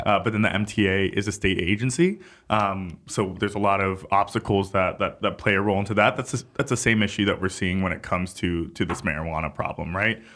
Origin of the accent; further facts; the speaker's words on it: New York City, New York, United States; as a New Yorker